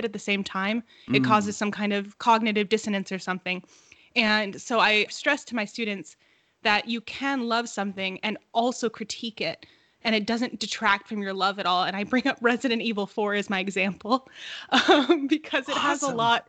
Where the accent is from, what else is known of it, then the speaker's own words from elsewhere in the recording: Los Angeles, California, United States; I was born and raised in Los Angeles